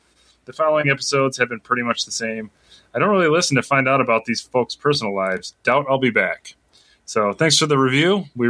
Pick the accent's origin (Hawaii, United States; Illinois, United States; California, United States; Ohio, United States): Illinois, United States; Lincoln; moved away; I no longer live there, but I am proud that I was born and raised in Lincoln, Illinois.